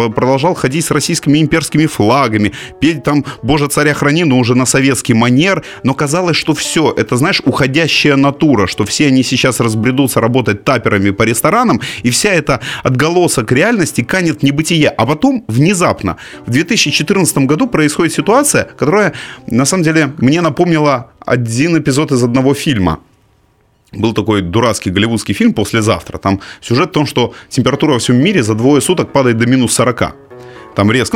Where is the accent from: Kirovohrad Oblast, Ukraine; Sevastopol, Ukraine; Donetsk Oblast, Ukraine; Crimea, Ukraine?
Crimea, Ukraine; Simferopol; moved away as an adult; Симферополь – это город, у которого есть монополия на мои детские воспоминания